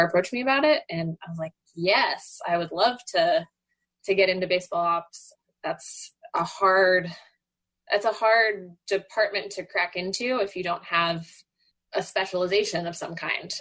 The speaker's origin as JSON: {"language": "English", "town": "Dallas", "region": "Texas", "country": "United States", "tie": "born or raised there", "moved": "yes", "said": "I grew up in Dallas"}